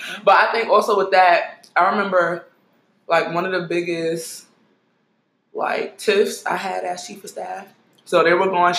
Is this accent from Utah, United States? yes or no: no; New York City, New York, United States; You know, I was from Brooklyn.